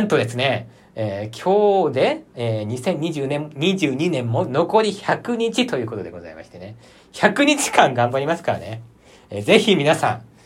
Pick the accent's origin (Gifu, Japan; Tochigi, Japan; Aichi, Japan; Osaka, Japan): Aichi, Japan; 私、愛知県出身なので